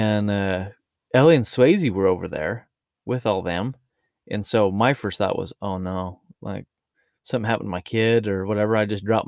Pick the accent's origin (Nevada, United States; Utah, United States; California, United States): Utah, United States; accent: Utah rural; This is how I talk, my Utah rural accent